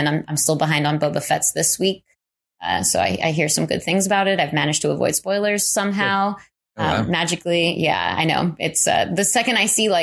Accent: New York, United States; moved away; I grew up in New York and I have friends that are still there

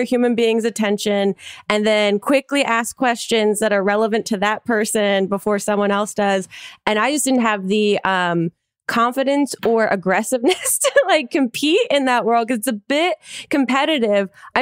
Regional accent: New Jersey, United States; moved away as an adult; also born or lived in New York; now in Los Angeles, United States; I grew up in New Jersey

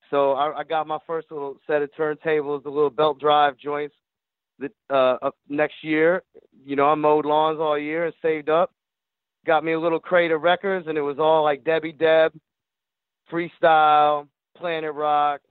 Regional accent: Jacksonville, Florida, United States; also born or lived in Michigan; As a young teenager, growing up in Jacksonville, Florida

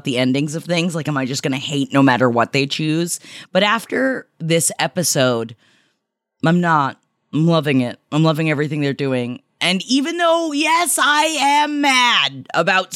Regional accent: Tampa, Florida, United States; moved away; I'm going back to my hometown September 14th of Tampa, Florida

